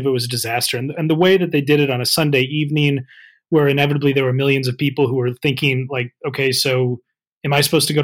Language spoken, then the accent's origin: English; United States; now in United Kingdom; as an American